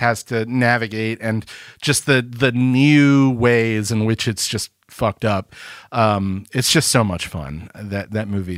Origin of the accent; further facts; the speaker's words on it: Birmingham, Alabama, United States; I am from Birmingham, Alabama